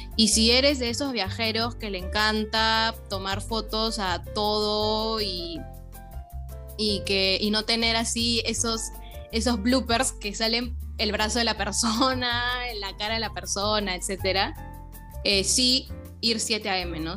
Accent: Peru; a nosotros los, peruanos

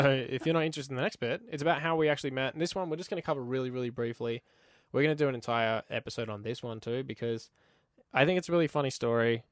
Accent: Queensland, Australia; moved away as an adult; now in Canada; I'm actually from Queensland, Australia

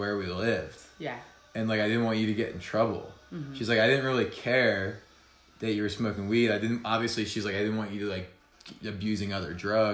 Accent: New Jersey, United States; I'm from New Jersey

